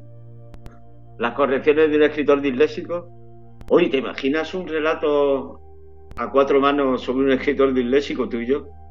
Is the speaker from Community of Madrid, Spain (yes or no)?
no; Málaga, Andalusia, Spain; now in San Sebastián de los Reyes, Spain; yo que soy de Málaga